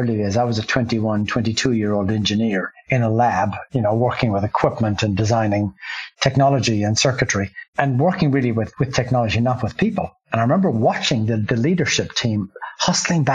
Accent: Ireland; moved away as an adult; I grew up in Ireland

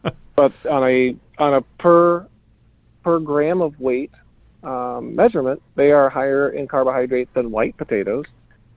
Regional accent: Iowa, United States; I was raised in Iowa, right? That's the corn state.

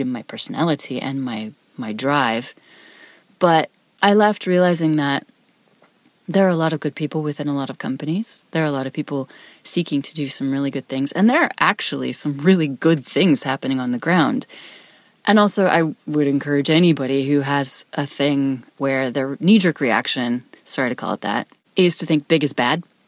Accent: Wyoming, United States; I'm from Wyoming, which is a state, number one, most people have never heard of.

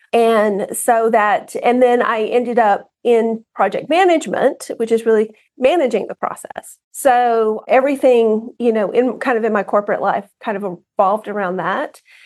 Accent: Southern Alabama, United States; I grew up in Alabama, grew up on a farm

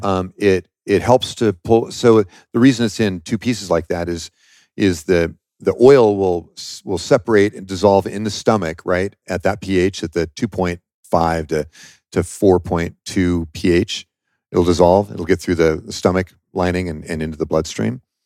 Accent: Washington, United States; I'm from Washington State, okay, and that's where I started the company.

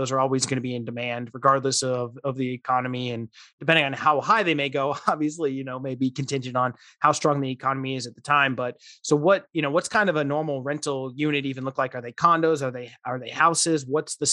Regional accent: Southern Arizona, United States; I grew up in Southern Arizona

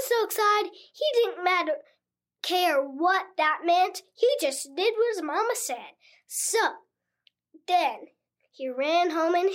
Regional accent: Cary, North Carolina, United States; now in Asheville, United States; I'm from Cary, North Carolina

